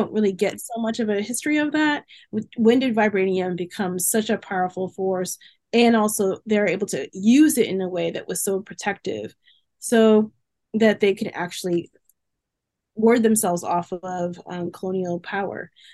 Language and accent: English; Massachusetts, United States; moved away as an adult; also born or lived in South Carolina; I grew up in Massachusetts